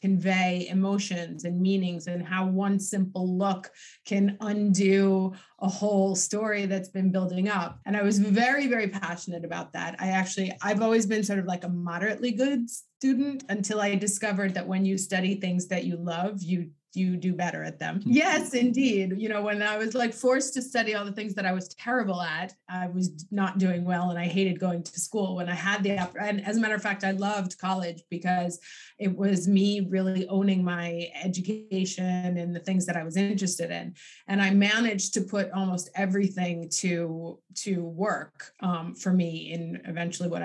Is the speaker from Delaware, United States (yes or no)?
no; New York City, New York, United States; moved away as an adult; now in Milan, Italy; I grew up on the Lower East Side in Alphabet City